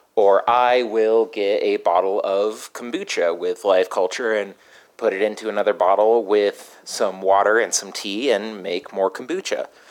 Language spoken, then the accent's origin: English; Colorado, United States; I'm from Colorado